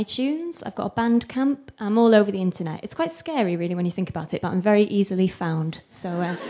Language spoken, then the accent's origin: English; London, United Kingdom; I'm from London